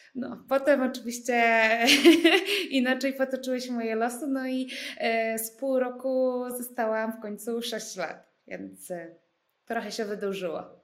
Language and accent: Polish; Poland; moved away as an adult; also born or lived in India; jestem z Polski